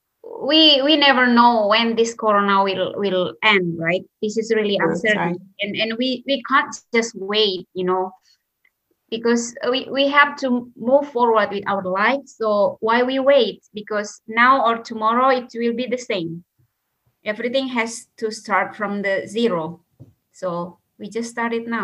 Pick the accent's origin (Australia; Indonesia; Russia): Indonesia; moved away as an adult; now in Finland; I'm originally from Indonesia. I have been living here in Finland for like almost 7 years